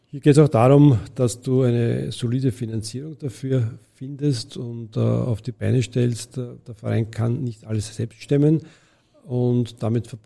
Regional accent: Vienna, Austria; das ist ein gesellschaftlicher Auftrag, den wir als Wiener hier sehen.

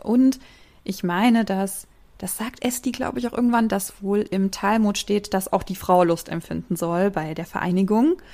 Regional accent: Germany; ich als Deutsche

